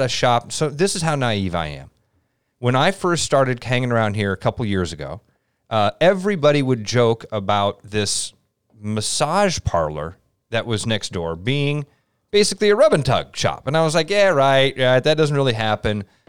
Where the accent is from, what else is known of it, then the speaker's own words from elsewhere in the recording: Pleasant Hill, Iowa, United States; I grew up in Pleasant Hill, uh, a little suburb on the east side of Des Moines.